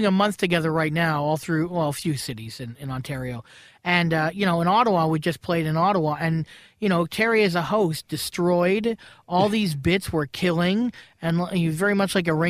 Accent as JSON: {"language": "English", "country": "United Kingdom", "moved": "yes", "said": "Look, I'm British. I'm British, and I can say, you know, England can be a toilet, but it can be a great place to perform and a great place to visit."}